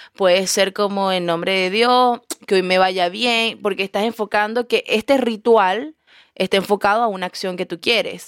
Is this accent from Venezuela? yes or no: yes; Coro, Falcón, Venezuela; also born or lived in Caracas, Venezuela; now in Chile; yo vengo de Coro y me mudé a Caracas